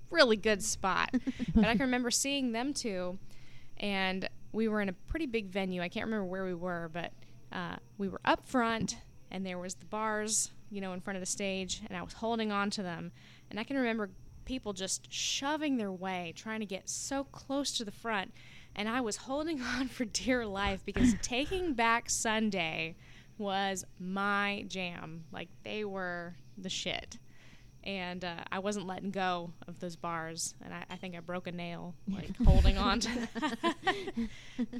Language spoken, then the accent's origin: English; Jacksonville, Florida, United States; I grew up in Jacksonville